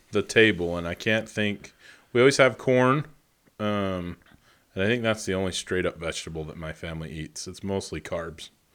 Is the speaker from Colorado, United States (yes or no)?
no; Idaho, United States; I was born in Idaho